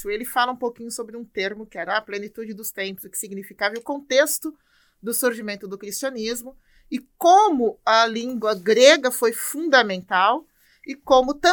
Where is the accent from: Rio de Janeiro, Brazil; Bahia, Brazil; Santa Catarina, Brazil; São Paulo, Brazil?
São Paulo, Brazil; also born or lived in Panorama / Salvador / Campinas; Sou paulistana, sou da freguesia do Ó, aqui é da periferia da freguesia do Ó. Mas já rodei aí um pouquinho, né?